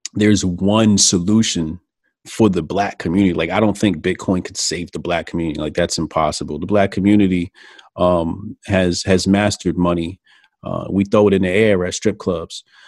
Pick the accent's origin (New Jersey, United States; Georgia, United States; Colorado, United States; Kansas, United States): New Jersey, United States; Newark; also born or lived in Irvington, New Jersey / East Orange, New Jersey / Elizabeth, New Jersey / Hillside, New Jersey; Newark, Newark, New Jersey. Okay. North, New Jersey. Then, um, you know, I moved to the burbs, graduated high school. But I'm a Jersey guy, man. I'm Jersey born and raised